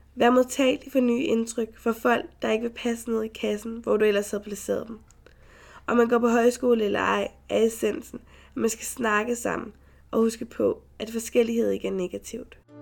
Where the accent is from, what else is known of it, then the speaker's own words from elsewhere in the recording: Frederiksberg, Capital Region of Denmark, Denmark; jeg er født og opvokset på Frederiksberg